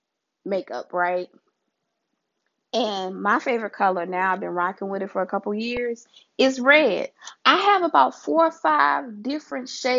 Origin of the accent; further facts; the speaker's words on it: Louisiana, United States; my home state, Louisiana